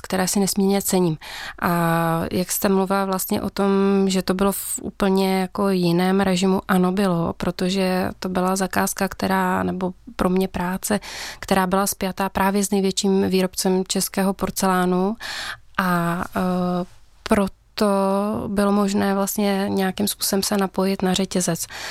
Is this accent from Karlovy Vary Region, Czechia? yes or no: yes; Karlovy Vary, Karlovy Vary Region, Czechia; pocházím z Karlových varů